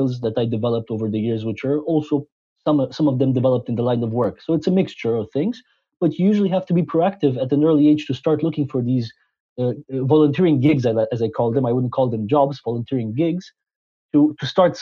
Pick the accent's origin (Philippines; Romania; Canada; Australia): Romania; Transylvania; moved away as an adult; also born or lived in Scotland / France / Belgium; I was born in Transylvania, Romania, where I spent the first 19 years of my life